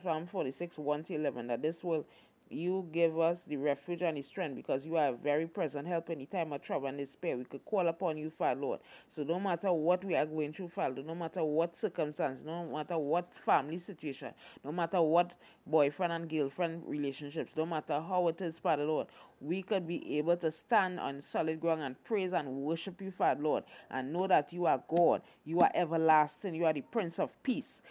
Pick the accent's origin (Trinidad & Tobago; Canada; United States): Trinidad & Tobago; Queen Elizabeth did come to our shores